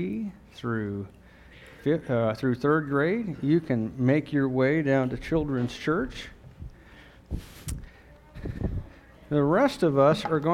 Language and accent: English; United States; as an American